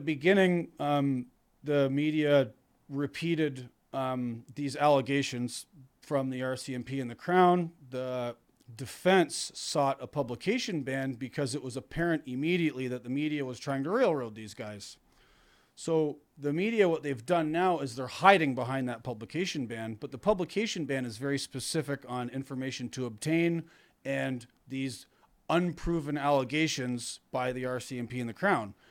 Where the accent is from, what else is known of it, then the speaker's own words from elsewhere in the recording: Canada; moved away as an adult; now in upstate New York, United States; I'm Canadian